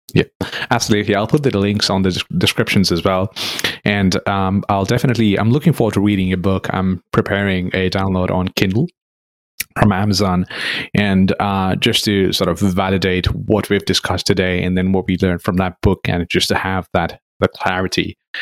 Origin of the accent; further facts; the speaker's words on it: Nepal; moved away; growing up in Nepal, which is very close to India